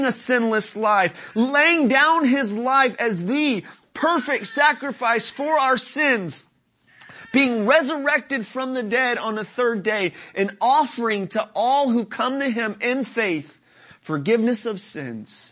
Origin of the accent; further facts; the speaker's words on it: Dallas, Texas, United States; those of us who are from Dallas, city folk